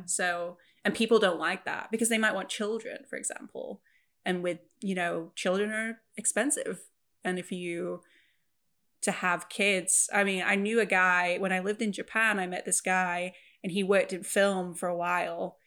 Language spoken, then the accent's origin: English; Preston, North West England, United Kingdom; also born or lived in Wales; where I grew up in Preston in England, it's a very working class city.